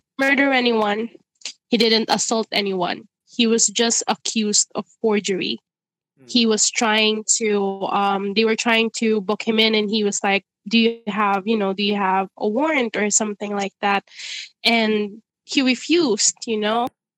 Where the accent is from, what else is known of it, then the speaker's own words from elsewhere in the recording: Ireland; It triggered so much emotion in me because I grew up in Ireland.